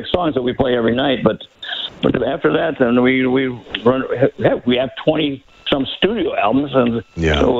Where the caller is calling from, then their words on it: Rockford, Illinois, United States; I'm calling from uh, Rockford, Illinois.